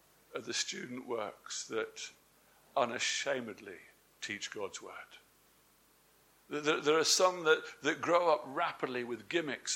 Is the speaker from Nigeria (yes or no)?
no; England, United Kingdom; I'm English.